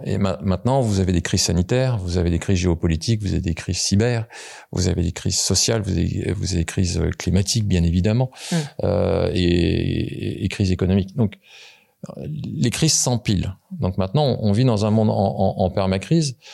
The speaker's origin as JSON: {"language": "French", "area": "Paris region", "region": "Île-de-France", "country": "France", "tie": "born or raised there", "said": "je suis né en région parisienne"}